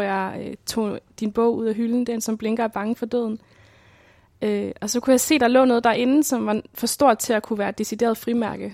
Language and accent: Danish; Svendborg, Southern Denmark, Denmark; born or raised there